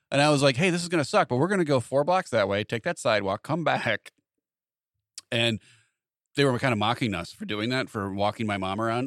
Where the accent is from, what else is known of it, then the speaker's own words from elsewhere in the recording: Wilmington, United States; we grew up with him in Wilmington